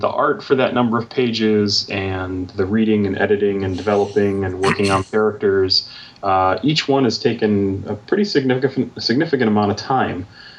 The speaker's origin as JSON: {"language": "English", "country": "United States", "tie": "born or raised there", "said": "We, as middle-class white guys growing up in America"}